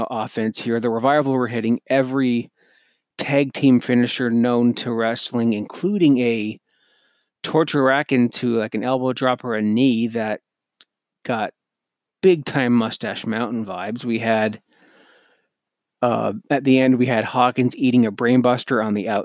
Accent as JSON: {"language": "English", "country": "Canada", "said": "I'm Canadian"}